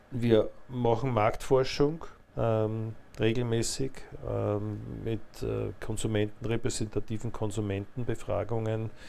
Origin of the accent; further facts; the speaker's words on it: Attersee, Upper Austria, Austria; der ich als Oberösterreicher